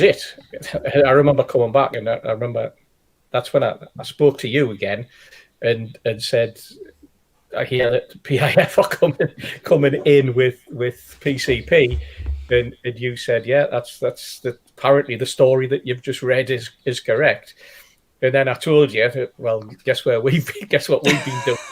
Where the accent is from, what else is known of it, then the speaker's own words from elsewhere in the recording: Newcastle upon Tyne, North East England, United Kingdom; I'm a Geordie